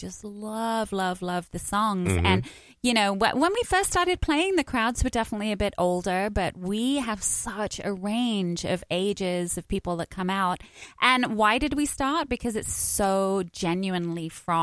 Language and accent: English; United Kingdom; I'm British.